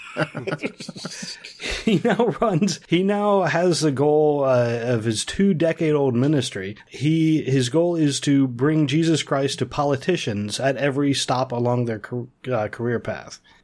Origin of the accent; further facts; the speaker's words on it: Ohio, United States; where I grew up in Ohio, our local village